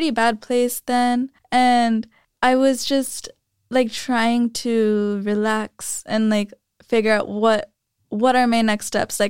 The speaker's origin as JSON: {"language": "English", "town": "San Jose", "region": "California", "country": "United States", "also_born_or_lived": "Vallejo", "said": "No, so I'm from San Jose, Vallejo, and then here."}